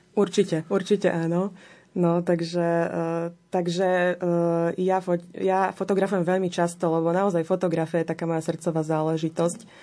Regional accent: Slovakia; u nás doma na Slovensku

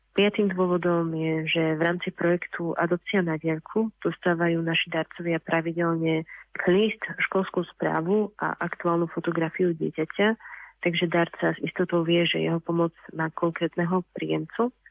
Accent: Slovakia; som sa narodila na Slovensku

